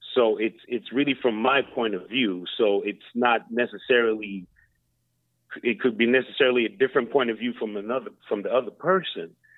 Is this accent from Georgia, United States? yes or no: yes; Lawrenceville, Georgia, United States; moved away as an adult; now in Sweden; we from Lawrenceville, Georgia